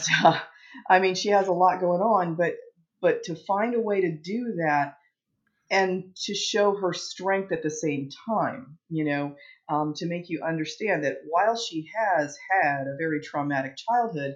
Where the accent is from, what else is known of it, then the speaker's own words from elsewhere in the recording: East Coast, United States; moved away as an adult; now in Phoenix, United States; I'm from the East Coast, but I moved out west